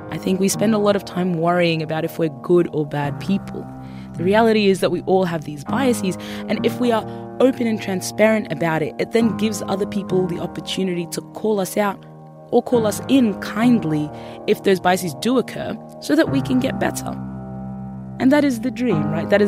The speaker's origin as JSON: {"language": "English", "country": "Sudan", "tie": "born there", "said": "also because I was born in Sudan, and Sudan was one of the countries that was put on the Muslim ban list."}